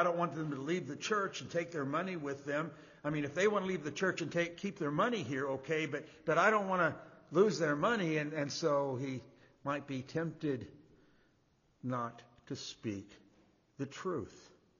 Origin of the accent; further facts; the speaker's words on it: Indiana, United States; I mean, I want to stand up and say, listen, I'm from Indiana, I'm from Indiana, but we're in their house.